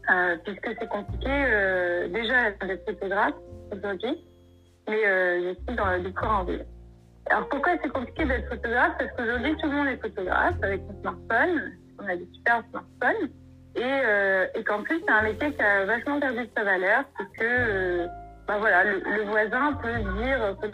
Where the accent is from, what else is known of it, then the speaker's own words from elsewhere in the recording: Normandy, France; moved away as an adult; also born or lived in Bordeaux; now in Morocco; 26 ans, je suis auto-entrepreneur et je suis originaire de Normandie.